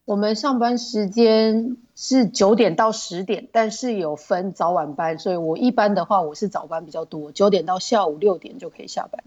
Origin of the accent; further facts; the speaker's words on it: Taiwan; moved away as an adult; now in Jeju, South Korea; 我们台湾人 销售算是稍微比较弱一点点